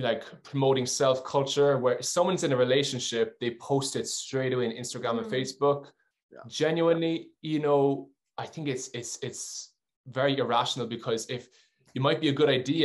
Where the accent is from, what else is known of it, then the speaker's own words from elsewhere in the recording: Ireland; now in Geneva, Switzerland; I'm Irish. I'm a huge Irish man.